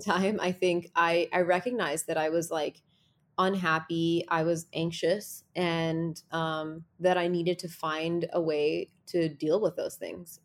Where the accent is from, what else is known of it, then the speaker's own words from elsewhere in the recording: New Jersey, United States; I grew up in New Jersey